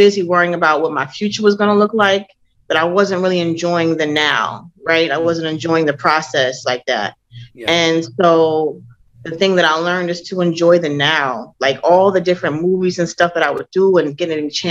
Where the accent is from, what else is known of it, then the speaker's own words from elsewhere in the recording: Minnesota, United States; moved away as an adult; I grew up in Minnesota.